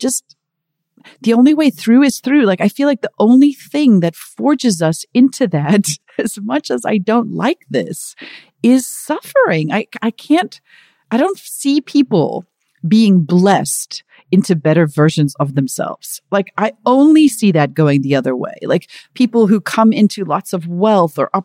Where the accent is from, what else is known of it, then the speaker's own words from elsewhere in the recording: South Africa; I'm from South Africa